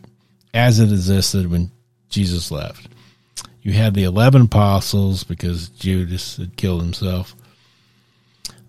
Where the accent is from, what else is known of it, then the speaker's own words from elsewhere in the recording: United States; I'm American, that's where I come from